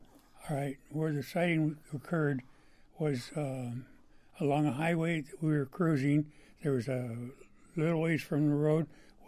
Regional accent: Sacramento Valley, California, United States; moved away as an adult; now in Oregon, United States; I grew up in Sacramento Valley.

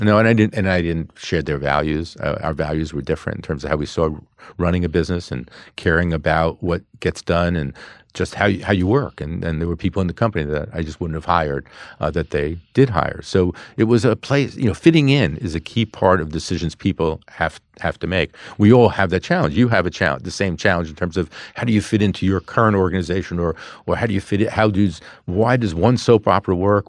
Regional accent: New York City, New York, United States; also born or lived in Queens; we were a lower middle class family growing up in Brooklyn, second generation

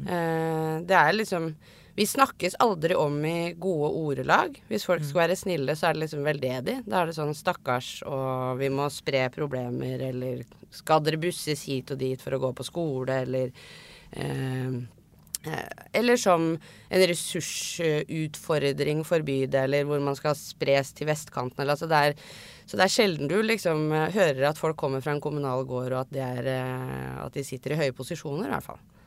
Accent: Oslo, Norway; Jeg er riktignok fra Tøyen og vokste opp med mye norsk-pakistanere

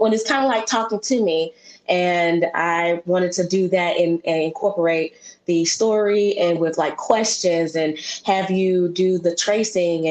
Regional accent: Memphis, Tennessee, United States; an African American born in Memphis, Tennessee, born and raised

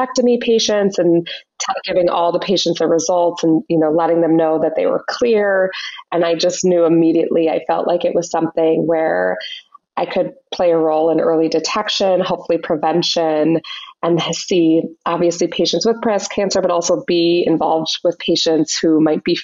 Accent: Minnesota, United States; moved away; also born or lived in Chicago; I grew up in Minnesota

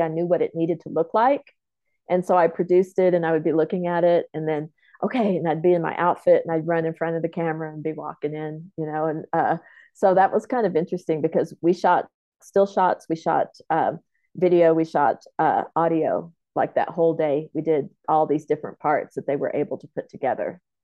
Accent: Lawton, Oklahoma, United States; i was born in lawton oklahoma i'm comanche so i grew up in my comanche homelands

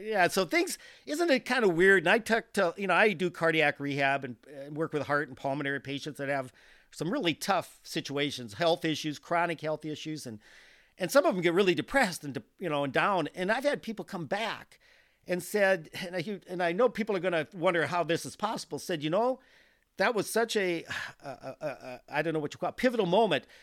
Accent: South Dakota, United States; I'm from South Dakota. We don't grow sunflowers in South Dakota

